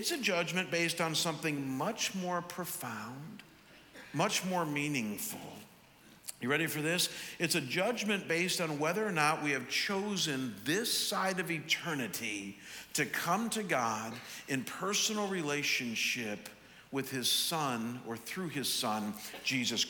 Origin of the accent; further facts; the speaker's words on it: Chagrin Falls, Ohio, United States; now in Scottsdale, United States; people who live in my hometown of Chagrin Falls.